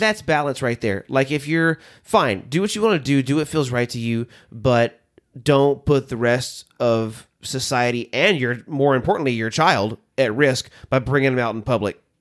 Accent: the South, United States; now in Nashville, United States; I grew up in the South.

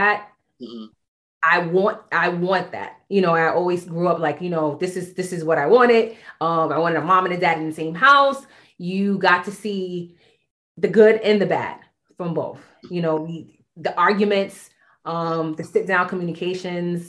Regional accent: New York City, New York, United States; We grew up in Bedford Stuyvesant

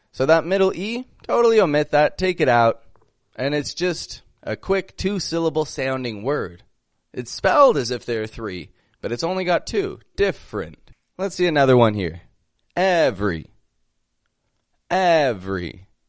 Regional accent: Toronto, Ontario, Canada; I'm from Toronto, Canada

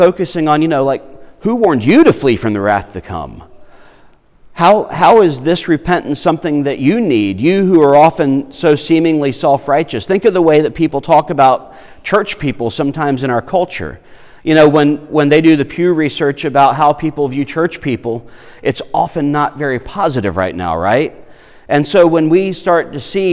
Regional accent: Irmo, South Carolina, United States; I grew up in Irmo where, you know, eggs come from the store.

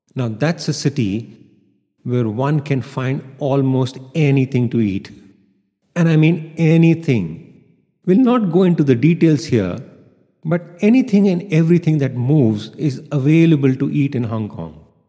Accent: India; Growing up in India

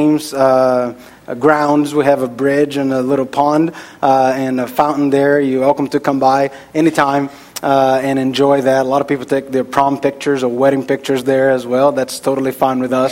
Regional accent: Brazil; moved away; I am from Brazil

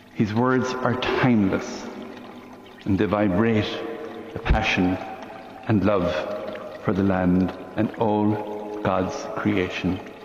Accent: Limerick, County Limerick, Ireland; Here in the city of Limerick, in the middle of the last century

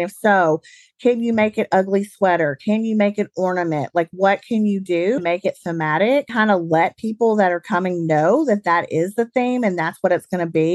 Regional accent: Alabama, United States; accent: Southern; moved away as an adult; also born or lived in Birmingham, Alabama; now in St. Louis, United States; I grew up in the South, as you guys can probably tell from my accent. I grew up in Alabama

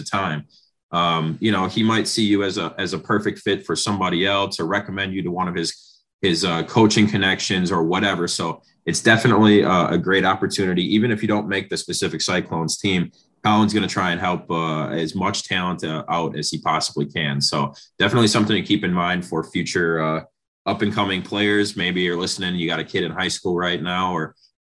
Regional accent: Antigo, Wisconsin, United States; I'm from Anago, and there's a bunch of small towns, northern Wisconsin

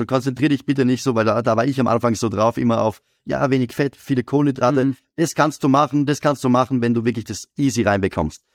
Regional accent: Graz, Styria, Austria; ich komme aus Graz

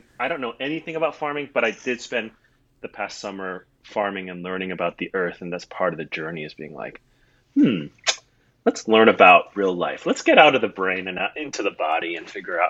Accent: Singapore; also born or lived in Hong Kong / Taiwan; what it means to be me is that I grew up in Singapore, Hong Kong, and Taiwan, kind of on these island, city, state nations

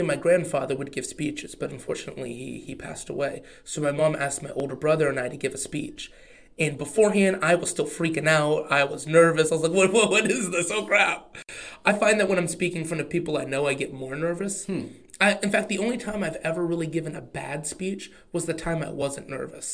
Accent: Oklahoma, United States; accent: Oklahoma; My Oklahoma accent

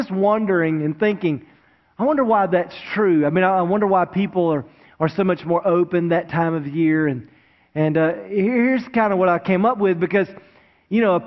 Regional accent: Wilmington, North Carolina, United States; now in Greensboro, United States; I grew up down in Wilmington, right on the coast, and of course it never snows in Wilmington

